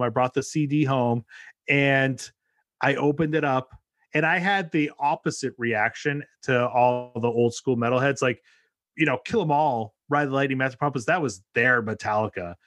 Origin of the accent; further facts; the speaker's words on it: New England, United States; now in New York City area, United States; I'm born and raised in New England, and now I live right outside New York City